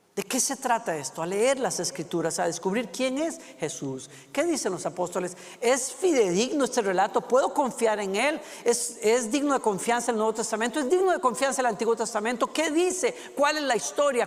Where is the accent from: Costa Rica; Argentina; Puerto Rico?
Costa Rica; Costa Rica, es mi país natal